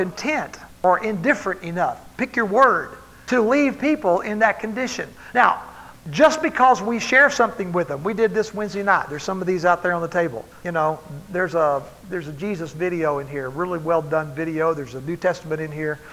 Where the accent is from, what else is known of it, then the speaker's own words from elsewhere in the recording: Texas, United States; I grew up in Texas